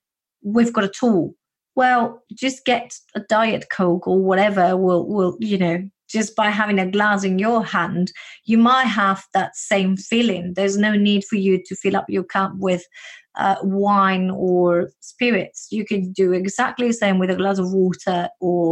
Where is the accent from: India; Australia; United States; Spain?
Spain; accent: Spanish; English is a second language; now in United Kingdom; when I moved to the UK, because I do have this Spanish accent of mine